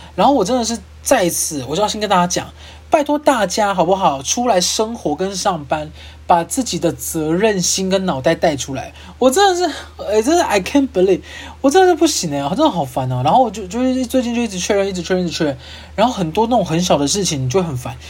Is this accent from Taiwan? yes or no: yes; Kaohsiung, Taiwan; now in Taipei, Taiwan; 因为我是高雄人